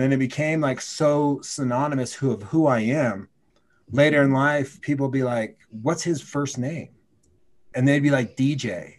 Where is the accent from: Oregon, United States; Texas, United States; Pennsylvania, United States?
Oregon, United States; I was from Oregon, so I knew it. I knew the town.